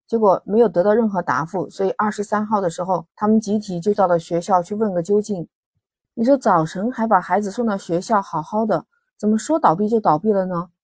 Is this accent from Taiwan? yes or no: no; Guangdong, China; 像我们广东这边